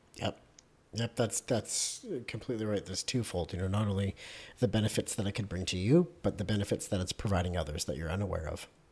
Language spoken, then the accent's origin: English; Canada; I'm Canadian